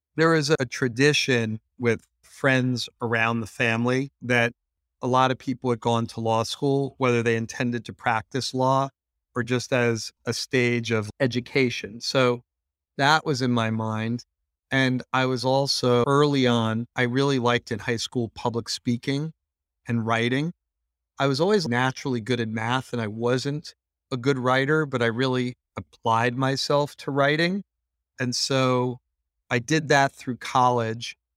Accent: United States; Being an American

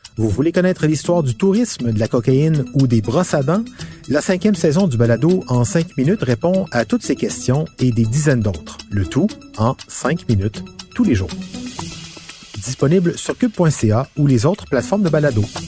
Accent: Montreal, Quebec, Canada; Nous autres, Montréal

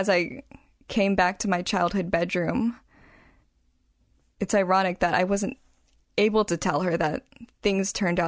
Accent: Washington, United States; also born or lived in California; But I'm from Washington, and my family here is in Everett.

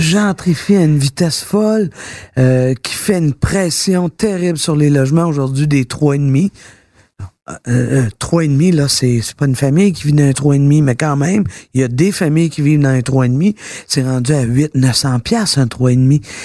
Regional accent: Quebec, Canada; je suis fière d'être québécoise

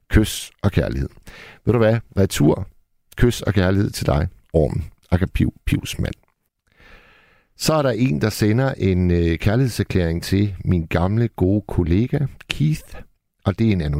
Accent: Hirtshals, North Denmark Region, Denmark; jeg arbejdede en overgang som natportier på et uh, hotel i Hirtshals, hvor jeg kommer fra.

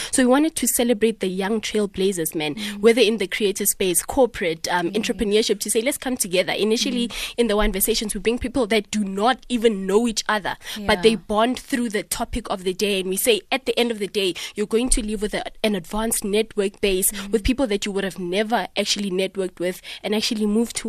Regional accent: South Africa; in order for us to wear sort of like a badge of honor in terms of owning our own pride and saying we're proudly South African, we might as well actually focus on making a quality, exceptional product from South Africa

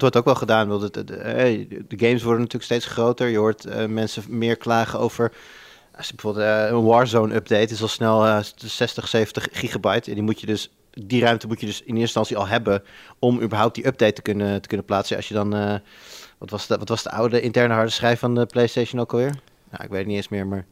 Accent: Almere, Flevoland, Netherlands; moved away; ik ben opgegroeid in Almere

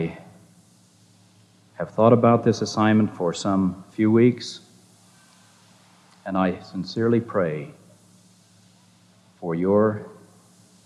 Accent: Provo, Utah, United States; I have loved being in Provo most of my life. I have loved growing up in Happy Valley

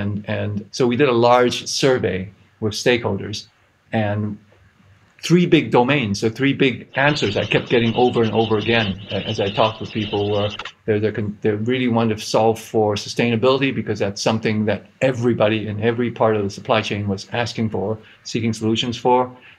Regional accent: Hong Kong; I grew up in Hong Kong. I don't sound like I'm from Hong Kong because my wife is American, and this accent is for good in-law management.

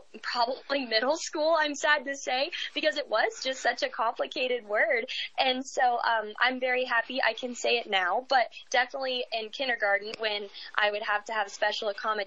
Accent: Eaton, Colorado, United States; I am from northern Colorado, from a small town

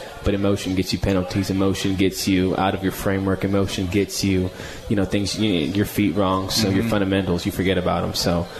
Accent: Marietta, United States; that's kind of going back to my roots a little bit, where I came from Marietta.

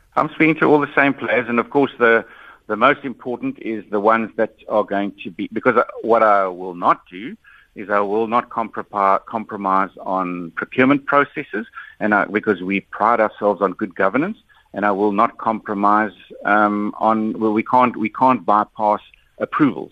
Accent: South Africa; I'm a South African

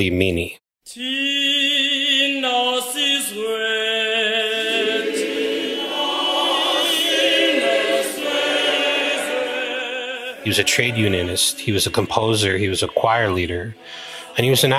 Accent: Hawaii, United States; I'm a Kanaka Maoli, Native Hawaiian

